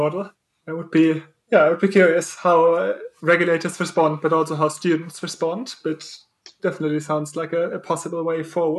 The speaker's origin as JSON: {"language": "English", "country": "Germany", "said": "I come from Germany"}